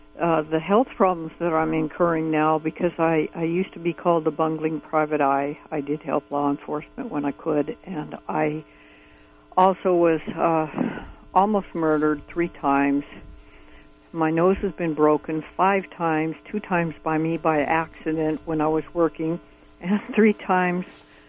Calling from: Fort Bragg, California, United States; Hi, I'm from Fort Bragg

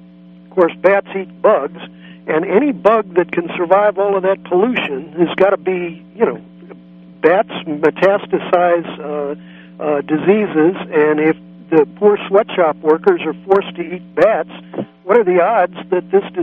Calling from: San Francisco, California, United States; I'm down in San Francisco.

